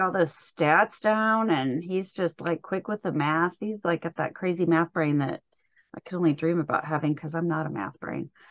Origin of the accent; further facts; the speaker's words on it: Indianapolis, Indiana, United States; I was born and raised around Indianapolis